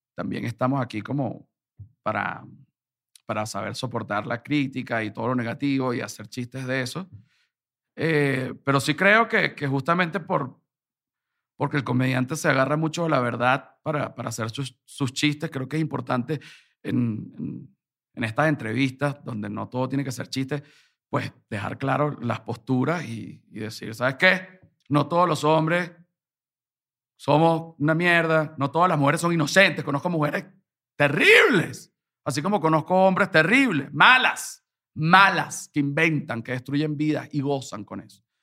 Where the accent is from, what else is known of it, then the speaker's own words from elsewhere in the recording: Venezuela; moved away as an adult; now in Mexico; Yo soy un venezolano acá